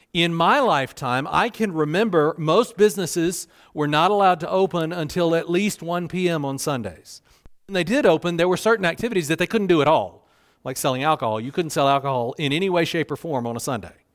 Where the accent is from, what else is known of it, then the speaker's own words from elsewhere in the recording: South Carolina, United States; moved away; I grew up in South Carolina. You can probably hear it in my voice